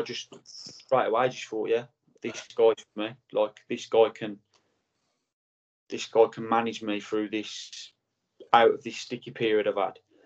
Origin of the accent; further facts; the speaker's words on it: England, United Kingdom; I'm an Englishman